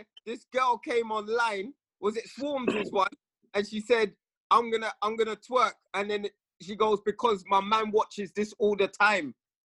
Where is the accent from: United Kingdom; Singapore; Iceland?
United Kingdom; England; I think it's that, like, as English, we don't have that.